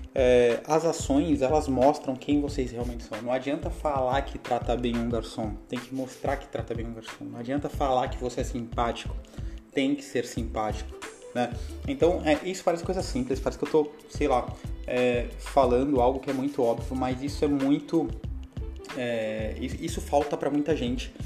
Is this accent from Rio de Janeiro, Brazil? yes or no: no; Baixada Santista, São Paulo, Brazil; moved away; A gente, lá da onde eu vim, lá da Baixada Santista, a gente chama de garganta